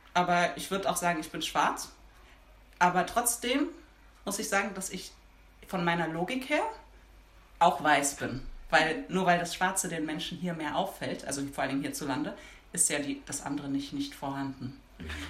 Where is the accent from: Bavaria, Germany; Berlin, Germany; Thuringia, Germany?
Berlin, Germany; Ich bin in Berlin geboren und aufgewachsen